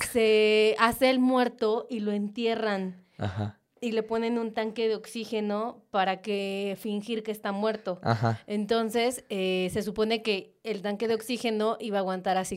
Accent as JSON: {"language": "Spanish", "country": "Mexico", "said": "soy mexicano."}